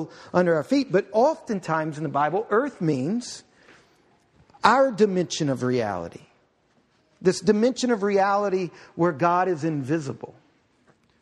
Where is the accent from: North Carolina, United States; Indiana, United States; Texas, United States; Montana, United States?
Texas, United States; Houston; moved away; I grew up in Houston. In Houston, Texas